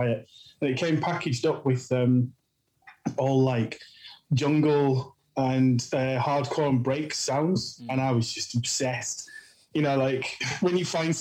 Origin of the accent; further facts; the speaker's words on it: Yorkshire and the Humber, United Kingdom; moved away as an adult; now in London, United Kingdom; I grew up in Yorkshire.